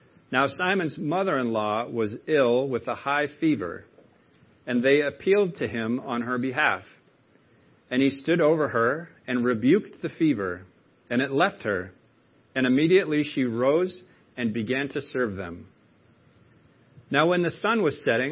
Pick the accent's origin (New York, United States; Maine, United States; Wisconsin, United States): Maine, United States; accent: Mainer; given me my Mainer accent back